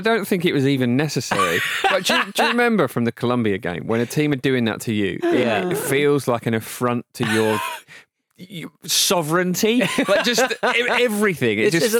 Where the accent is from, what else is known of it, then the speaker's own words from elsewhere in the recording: England, United Kingdom; as an Englishman